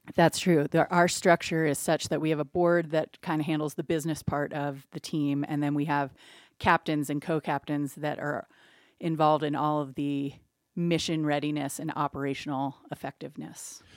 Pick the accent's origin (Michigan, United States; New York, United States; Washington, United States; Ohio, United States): Ohio, United States; Cincinnati; now in Wet Mountain Valley, Colorado, United States; I grew up in Cincinnati, Ohio